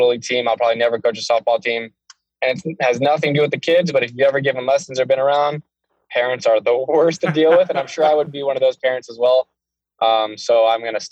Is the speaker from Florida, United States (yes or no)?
yes; Florida, United States; moved away as an adult; now in Las Vegas, United States; growing up in Florida